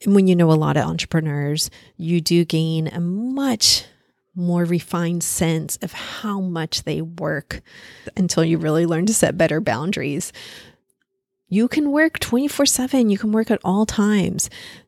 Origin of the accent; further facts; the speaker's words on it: Paris, Île-de-France, France; born there; I was born in Paris. It's my favorite country to visit.